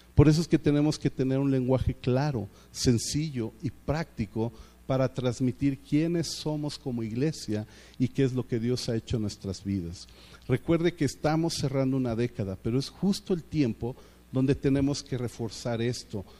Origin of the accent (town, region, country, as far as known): Mexico